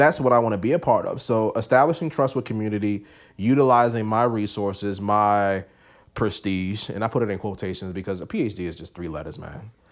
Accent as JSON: {"language": "English", "town": "Baltimore", "region": "Maryland", "country": "United States", "said": "I come from East Baltimore"}